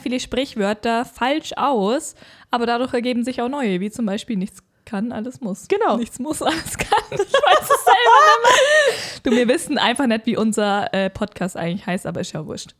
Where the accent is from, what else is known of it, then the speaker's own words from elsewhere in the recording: Bavaria, Germany; bei uns in Deutschland, Bayern